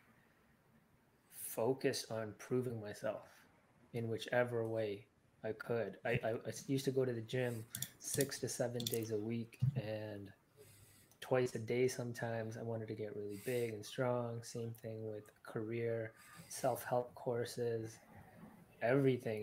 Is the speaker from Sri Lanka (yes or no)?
yes; Sri Lanka; I'm from Sri Lanka